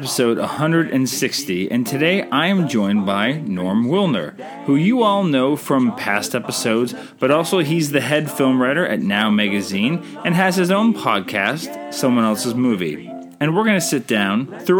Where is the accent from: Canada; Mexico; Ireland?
Canada; I'm Canadian filmmaker